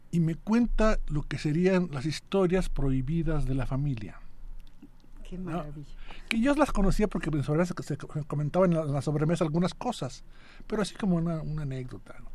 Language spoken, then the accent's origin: Spanish; Aguascalientes, Mexico; moved away as an adult; Yo nací en Aguascalientes. ¿Y, estudias la primaria? La, preparatoria. Al acabar la prepa a los 18 años, 19, me voy a Cuba a estudiar.